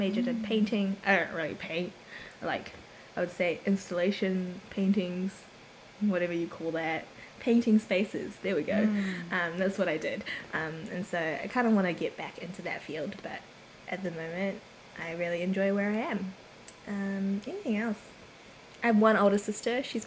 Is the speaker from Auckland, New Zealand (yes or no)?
yes; Auckland, New Zealand; moved away as an adult; also born or lived in Korea; now in Wellington, New Zealand; I was born in Korea, bred here in New Zealand, in the amazing city of Auckland that everybody loves.